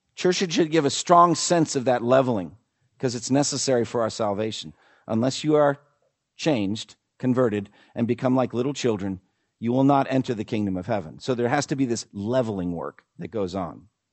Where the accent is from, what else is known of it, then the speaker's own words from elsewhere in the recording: New England, United States; I come from New England